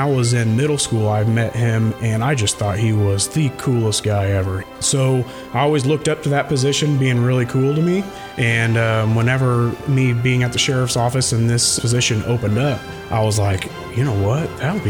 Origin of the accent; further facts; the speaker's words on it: Maroa, Illinois, United States; when I grew up, I came from Moreau Forsyth.